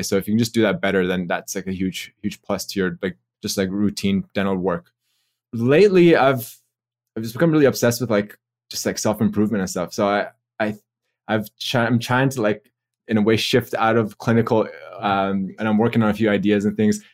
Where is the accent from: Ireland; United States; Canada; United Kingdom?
Canada; Toronto, Ontario; moved away as an adult; also born or lived in Australia; from Canada originally, so I'm from Toronto, and I came to Australia for dental school.